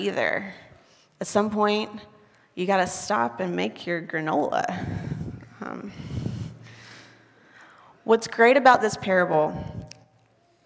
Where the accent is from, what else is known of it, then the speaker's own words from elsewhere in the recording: the South, United States; now in Waco, United States; I'm from the South where it rains.